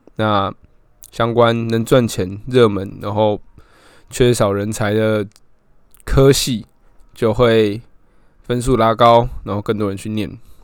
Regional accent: Keelung, Taiwan; also born or lived in Taipei; 我原本在台北念书，然后我就在台北租房这样，那我之后回来基隆以后

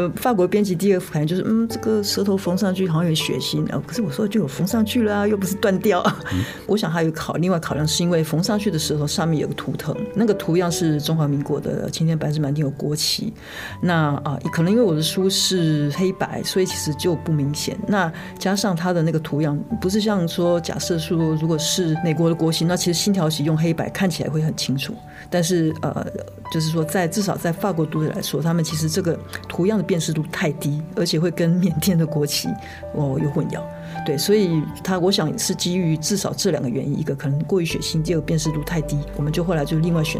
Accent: Taiwan; 就是在家里我们讲的是台语，我妈妈自己又是客家人，那我去外婆家讲的是听的是客家话，但是。很妙的是，听起来现在很像天方夜谭，但是台湾到现在都是啊，走出家门

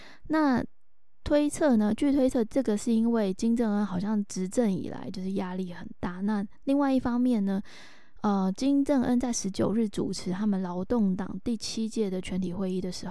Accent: Taiwan; 这个新的三指手势就是我们台湾人比的八的这个动作

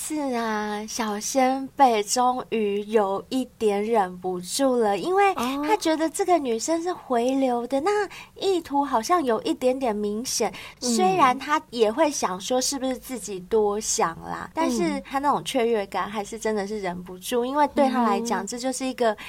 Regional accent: southern Taiwan, Taiwan; 我自己本身也是从南部上来的，我也不是台北人

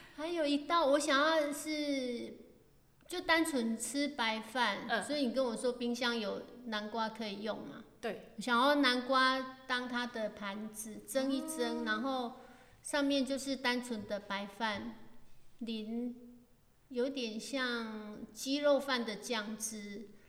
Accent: Chiayi County, Taiwan; moved away as an adult; now in Taitung, Taiwan; 我老家在嘉义也是蛮乡下，不是在嘉义市的那一种

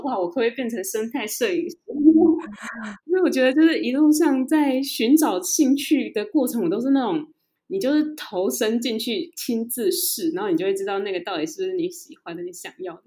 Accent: Taiwan; also born or lived in United Kingdom; 我们台湾人就是差这一点

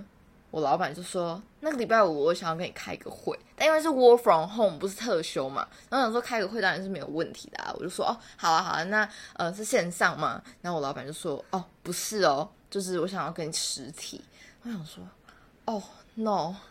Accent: Taichung, Taiwan; 以及我本人，我是台中人，谢谢。

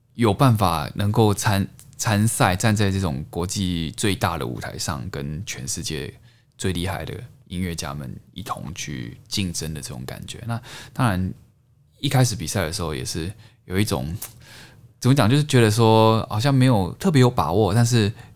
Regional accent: Taichung, Taiwan; 因为我在台中长大嘛，台中市

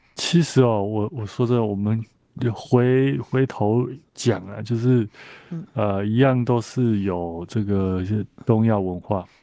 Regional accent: Taiwan; 我们台湾人都看得到哦。

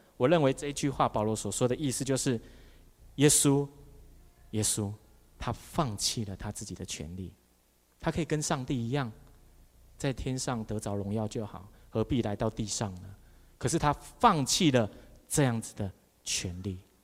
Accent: Taiwan; 我们台湾人没有办法为着台湾牺牲

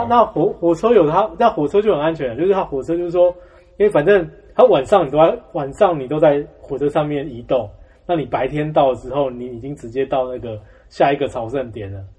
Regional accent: Xizhi, New Taipei, Taiwan; 我两岁开始就住在汐止

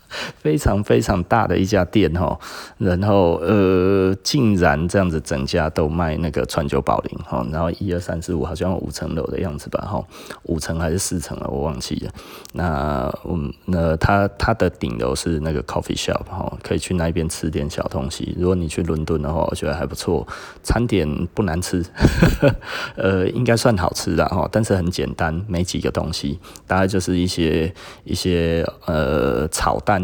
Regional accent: Taiwan; 我们其实台湾人，哈，特别地崇尚美国的那一种 E M B A 的想法

